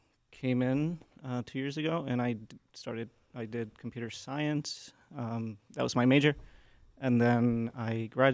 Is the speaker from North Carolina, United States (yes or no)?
yes; North Carolina, United States; moved away as an adult; now in Hartford, United States; So I'm from North Carolina.